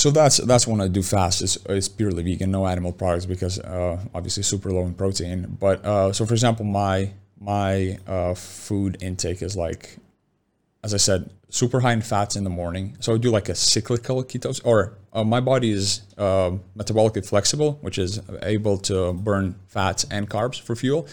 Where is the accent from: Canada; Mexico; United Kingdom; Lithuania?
Lithuania; moved away; born and raised in Lithuania